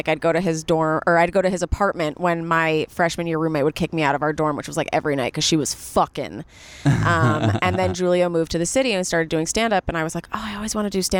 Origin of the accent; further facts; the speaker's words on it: New York City, New York, United States; I grew up in New York City, Upper East Side Jew, private school, born and raised.